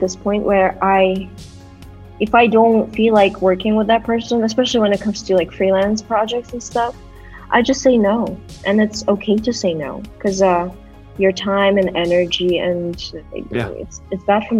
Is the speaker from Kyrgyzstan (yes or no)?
yes; Bishkek, Kyrgyzstan; English is a second language; moved away; also born or lived in United States / Canada / France / Kazakhstan; I am currently in Bishkek, Kyrgyzstan, my hometown